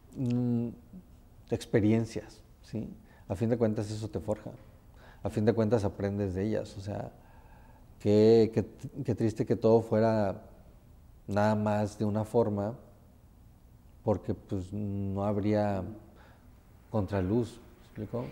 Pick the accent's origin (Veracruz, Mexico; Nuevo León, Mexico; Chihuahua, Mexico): Veracruz, Mexico; Tempoal; moved away; yo soy de un pueblo, soy de un pueblo que se llama Tempal, Veracruz